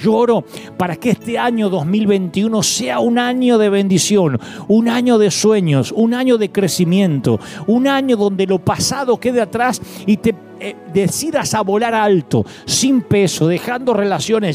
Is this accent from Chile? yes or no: no; Argentina; moved away